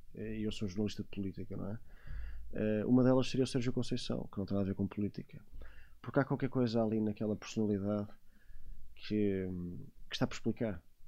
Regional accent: Portugal; como português

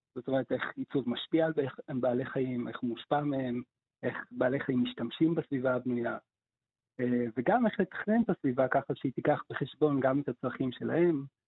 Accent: Haifa, Haifa District, Israel; כילד בחיפה מלפני 30 שנה

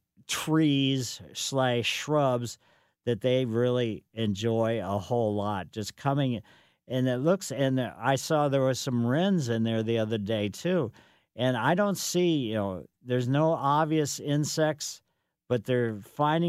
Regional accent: Ellisville, Missouri, United States; I grew up in Ellisville on Maple Lane

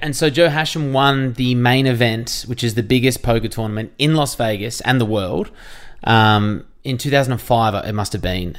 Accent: Jan Juc, Victoria, Australia; I grew up in Jeanjak, which is near Torquay, near Geelong in Victoria

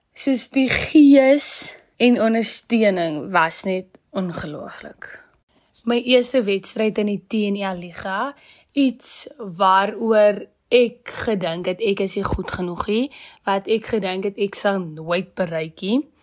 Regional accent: Malmesbury, Western Cape, South Africa; moved away as an adult; now in Free State, South Africa; Gebore en opgegroei in Mamasbury die Weskaap

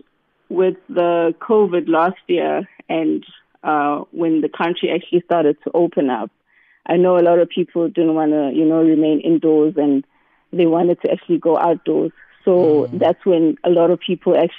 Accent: Newcastle, KwaZulu-Natal, South Africa; also born or lived in Cape Town; I grew up in Newcastle

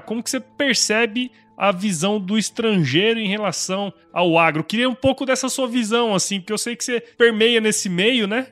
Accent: Rondonópolis, Mato Grosso, Brazil; época que eu era criança, morava em Rondonópolis, eu sou de Mato Grosso

